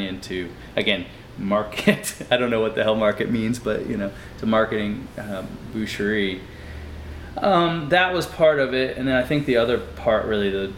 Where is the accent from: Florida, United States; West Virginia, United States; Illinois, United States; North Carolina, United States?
North Carolina, United States; moved away as an adult; now in New Orleans, United States; I'm originally from North Carolina